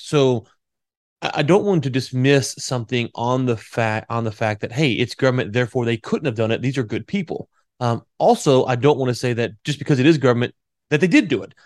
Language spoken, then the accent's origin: English; United States; also born or lived in Louisiana; I'm from Texas and Louisiana